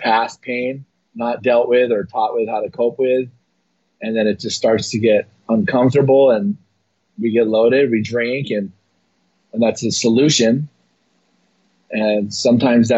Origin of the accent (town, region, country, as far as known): Hawaii, United States; born or raised there